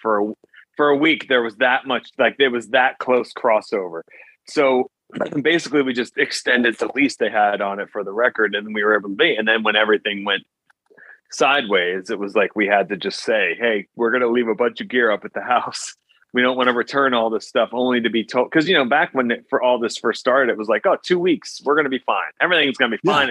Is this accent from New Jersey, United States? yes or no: yes; New Jersey, United States; also born or lived in Teaneck, New Jersey; my house in New Jersey